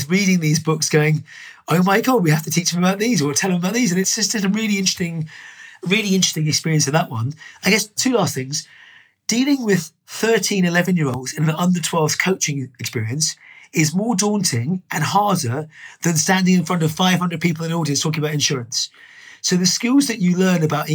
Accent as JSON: {"language": "English", "town": "Dublin", "region": "Leinster", "country": "Ireland", "tie": "born or raised there", "said": "I was born in Dublin, lived in Ireland. My parents, as a kid, used to run pubs"}